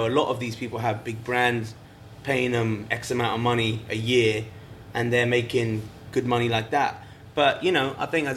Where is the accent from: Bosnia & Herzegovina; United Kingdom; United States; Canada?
United Kingdom; England; moved away as an adult; I was fresh from England